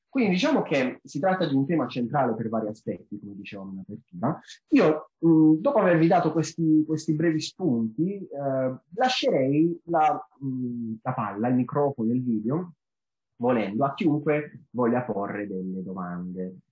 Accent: Apulia, Italy; io sono pugliese

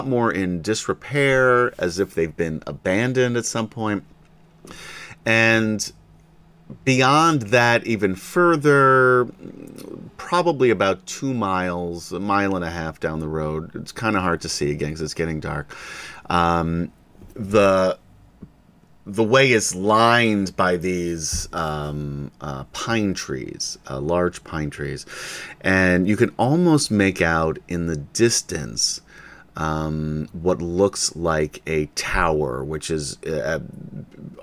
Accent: New York, United States; I'm from New York

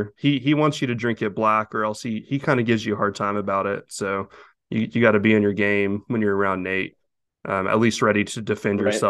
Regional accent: Amarillo, Texas, United States; me in Amarillo

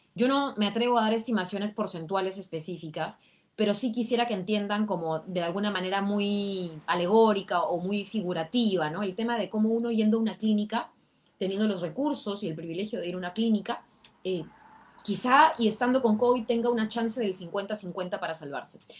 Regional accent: Peru; como peruanos

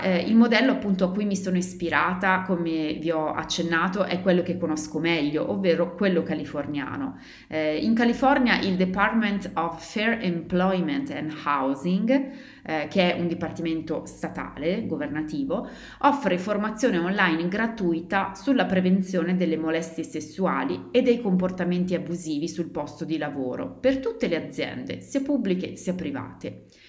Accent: Italy; moved away; mio paese d'origine, in Italia, dove una cosa del genere non esiste

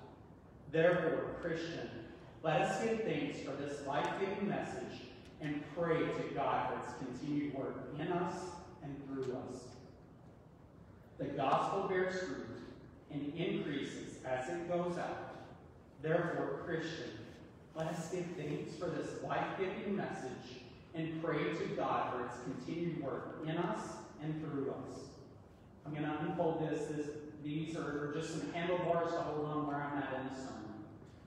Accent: East Tennessee, United States; I'm a true Southern boy. I'm from East Tennessee. We say y'all.

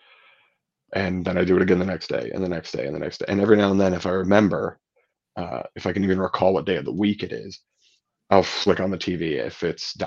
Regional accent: Ohio, United States; also born or lived in Philadelphia; growing up in Ohio and knowing people here

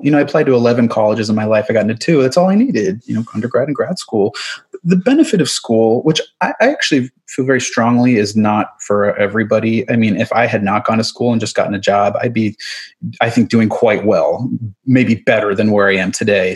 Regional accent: suburb of New York City, United States; also born or lived in Manhattan, New York; I grew up in the suburb of New York City. My, I was born in Manhattan

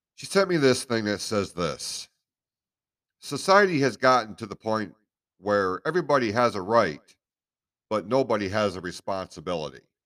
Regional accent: United States; as American citizens

